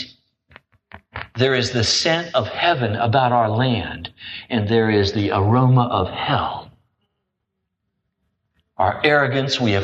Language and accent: English; United States; I'm an American